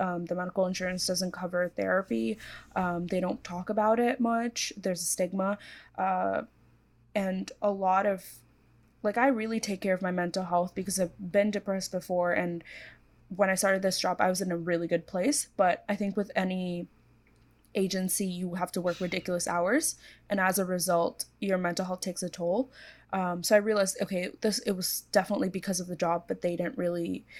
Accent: Hong Kong; also born or lived in India / Korea / United States; So I was born in India, but I grew up in Korea for a few years and then mostly Hong Kong.

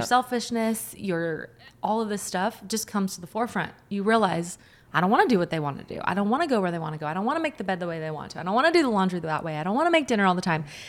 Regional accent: Washington, United States; I grew up in Washington

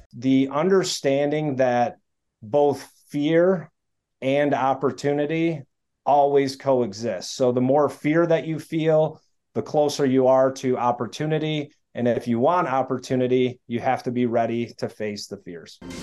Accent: Detroit, Michigan, United States; I grew up in the Detroit area

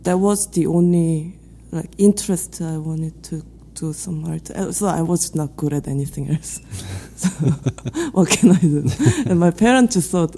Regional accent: Seoul, South Korea; English is a second language; moved away as an adult; now in New York, United States; I grew up in Seoul.

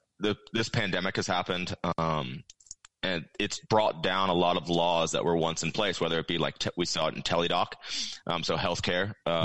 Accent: Iowa, United States; also born or lived in Texas; Where I grew up in Iowa and Texas, there's not really a housing problem at all.

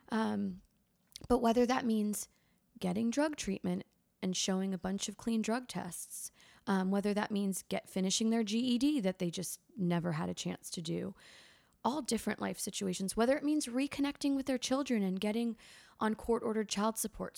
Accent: Litchfield County, Connecticut, United States; moved away as an adult; now in Charleston, United States; I grew up in Litchfield County, Connecticut

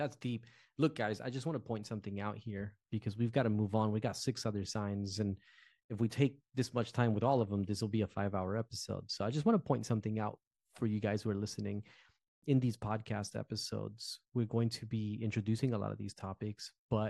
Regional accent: Newark, New Jersey, United States; moved away as an adult; So like I'm from Jersey. I'm a Jersey boy. I've always been a Jersey boy. I was born and raised in Newark, New Jersey. Sort of urban culture, right?

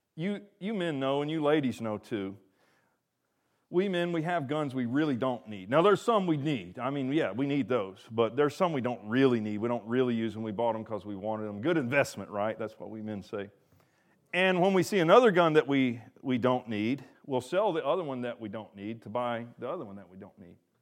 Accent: the South, United States; I'm from the South

